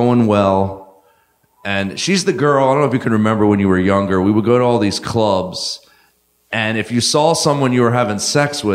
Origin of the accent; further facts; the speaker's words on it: New Jersey, United States; I grew up in South Jersey